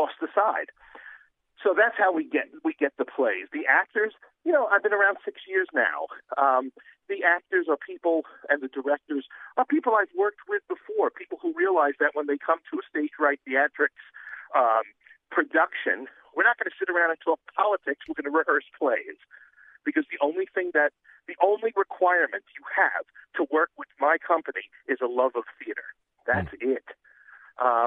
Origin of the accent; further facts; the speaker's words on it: New York City, New York, United States; I'm from New York City, if you haven't picked up my accent yet. And, in Queens, New York, going to high school